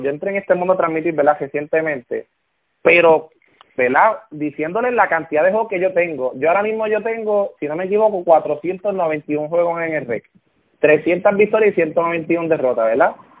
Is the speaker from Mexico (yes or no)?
no; Aguada, Puerto Rico; now in Moca, Puerto Rico; Yo soy del área oeste, yo soy, yo soy de Aguada